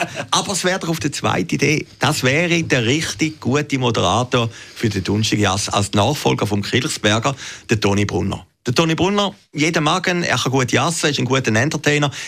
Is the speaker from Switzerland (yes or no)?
yes; Zürcher Weinland, Zurich, Switzerland; ich bin ja Zürcher Wieländer